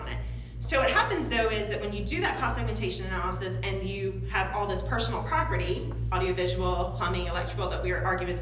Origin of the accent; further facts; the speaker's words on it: Chapin, South Carolina, United States; I'm from Chapin and I know a lot of people in Chapin. I've been in Chapin since 1983. So I was a young girl, whatever. Whenever we moved here